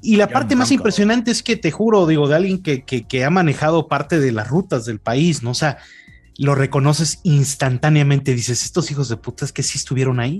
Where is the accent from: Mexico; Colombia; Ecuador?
Mexico; tú como mexicano